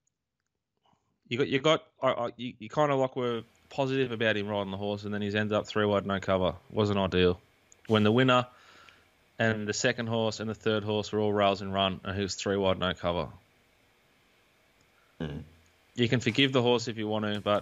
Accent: Queensland, Australia; did a 4X because I'm a Queenslander

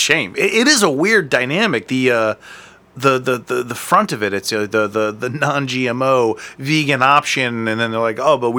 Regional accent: Akron, Ohio, United States; I'm from Akron, too.

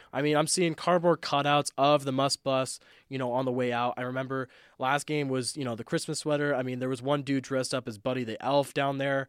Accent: Southern Nevada, United States; growing up in Southern Nevada

